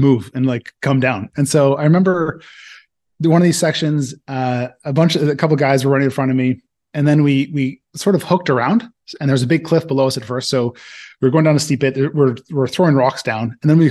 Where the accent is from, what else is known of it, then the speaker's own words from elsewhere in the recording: Toronto, Ontario, Canada; moved away as an adult; also born or lived in Nova Scotia; now in Slovenia; from Toronto